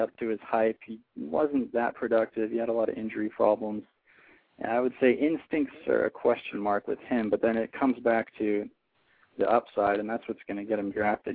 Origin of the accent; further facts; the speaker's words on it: California, United States; I'm a West Coast guy. I grew up in California